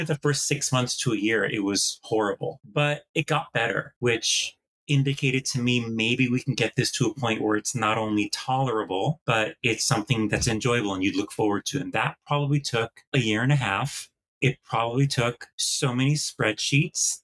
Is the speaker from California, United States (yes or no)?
no; Green Bay, Wisconsin, United States; also born or lived in East Coast; now in Los Angeles, United States; I grew up in the Midwest in Green Bay, Wisconsin until I became lactose intolerant